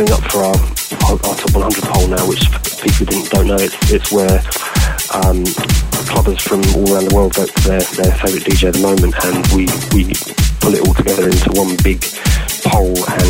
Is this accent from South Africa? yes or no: no; London, United Kingdom; because we're from London, we're producing out of London, the UK.